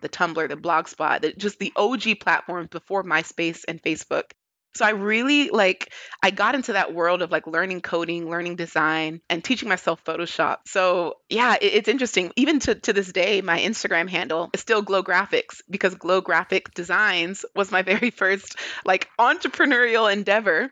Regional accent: Hayward, California, United States; moved away; my home city. where I grew up in Hayward, California.

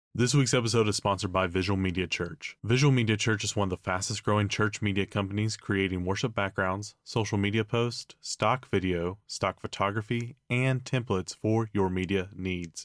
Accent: Tennessee, United States; I grew up in Tennessee, so we just learned how to butcher the human language

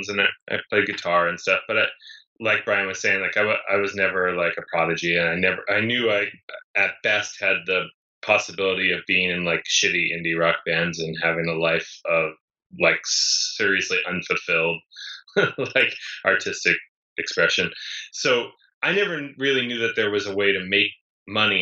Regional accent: East Coast, United States; moved away as an adult; also born or lived in New York; now in Los Angeles, United States; I grew up in the East Coast where it snowed a lot.

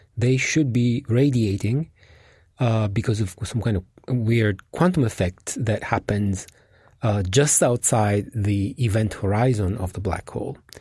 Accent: Italy; moved away; my home country, which is Italy

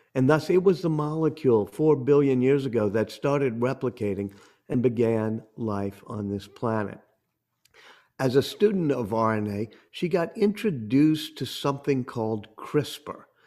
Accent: New Orleans, Louisiana, United States; I come from New Orleans

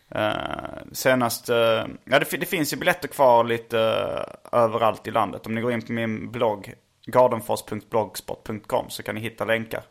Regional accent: Sweden; jag är från Sverige

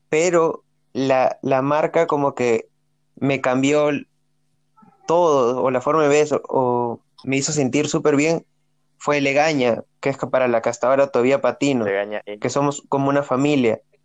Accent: Peru; la primera vez que salí de Perú

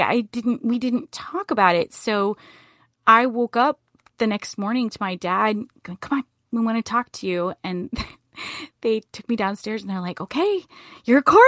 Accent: Boone, North Carolina, United States; I grew up in Boone, North Carolina

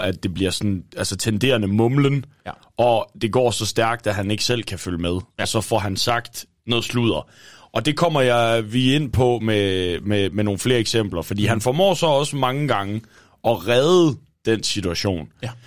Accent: Thisted, North Denmark Region, Denmark; moved away; hjemme i Tisted. Øh, jeg var, øh, var hjemme og besøgte mine forældre en weekend

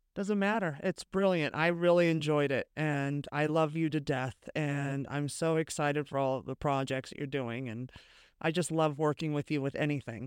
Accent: California, United States; I'm from California

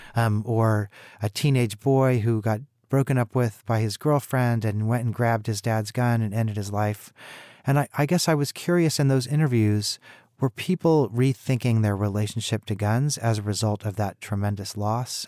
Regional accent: Kansas City, Missouri, United States; I myself am from Missouri. I grew up in Kansas City

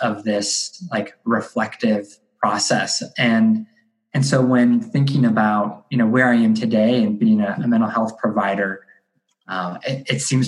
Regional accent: Akron, Ohio, United States; I grew up in Akron, Ohio, which is like the northeast part of the state.

